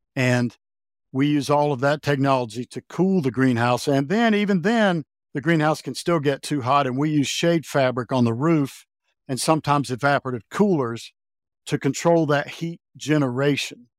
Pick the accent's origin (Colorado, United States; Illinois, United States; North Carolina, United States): North Carolina, United States; now in Montana, United States; I grew up in North Carolina